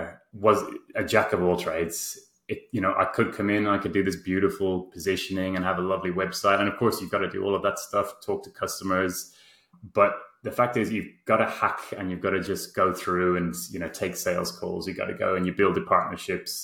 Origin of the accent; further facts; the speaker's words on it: Ireland; moved away as an adult; now in Sydney, Australia; I'm in Sydney, even though I'm Irish.